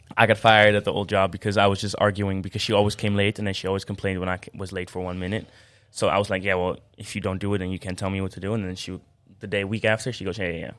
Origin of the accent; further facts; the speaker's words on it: Amersfoort, Utrecht, Netherlands; I'm from Amersfoort